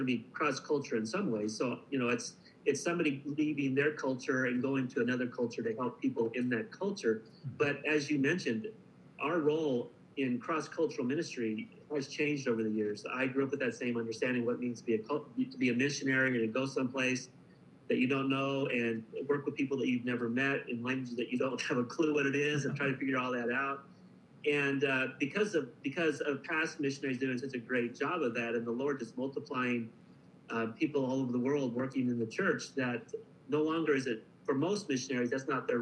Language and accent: English; Emmett, Idaho, United States; moved away as an adult; also born or lived in Africa / Caribbean; now in Guatemala City, Guatemala; I grew up in Emmett, and so I'm an Idaho boy